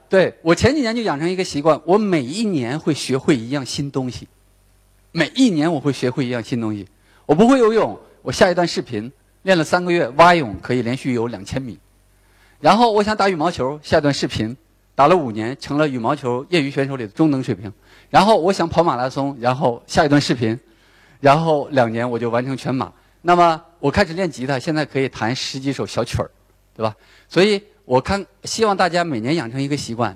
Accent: Northeast China, China; accent: Northeastern Mandarin; 我说的是标准的东北普通话。那我想不用介绍，大家从我彪悍的体型也看出来了，我是东北人

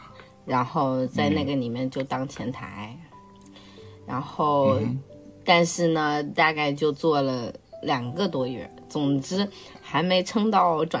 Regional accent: Wuhan, Hubei, China; 呃，然后我来自湖北武汉。

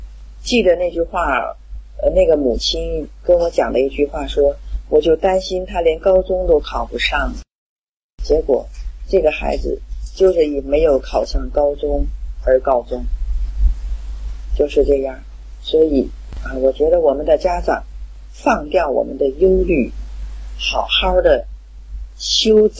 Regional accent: Qingdao, Shandong, China; ，今天的分享就到这里。

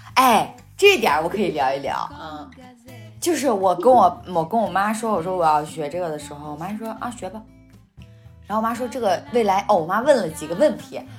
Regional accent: Hebei, China; 比方说我们是河北的嘛

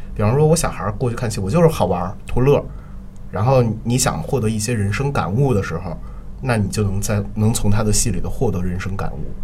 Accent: Beijing, China; 我是北京人，然后从小的话，就，就我们家离人艺非常近，离人艺非常近，那个我童年 生活的那条胡同的话，就在人艺边上，然后那条胡同名字叫豹房胡同，然后我家距离人艺的直线距离可能就六百米左右

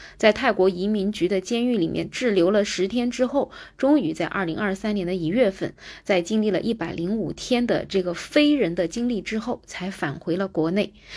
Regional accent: China; 我们中国人

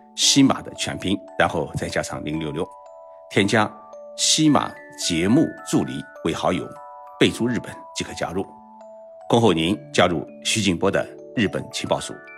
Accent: China; 我们中国人呢，喜欢是替天行道，人人都会惦记着皇位

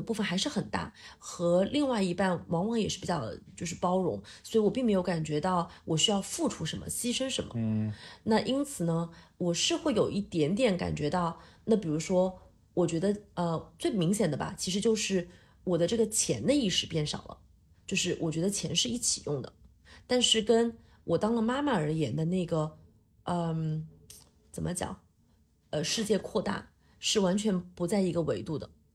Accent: Hunan, China; now in Shanghai, China; 我作为一个湖南人

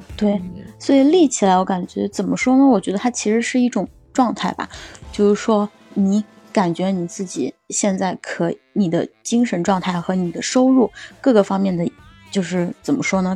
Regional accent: southern China, China; now in Beijing, China; 因为我现在在北京嘛，然后我的家乡其实， 嗯， 在一个南方的城市

